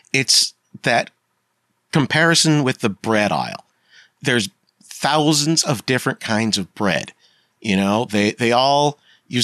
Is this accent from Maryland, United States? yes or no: no; Pennsylvania, United States; I grew up in the 90s in Pennsylvania